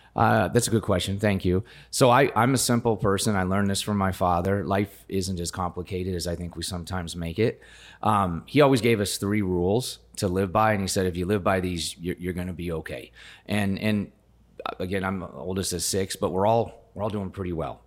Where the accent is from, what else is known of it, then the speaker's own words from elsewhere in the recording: rural Colorado, United States; now in Gilbert, United States; I grew up in rural Colorado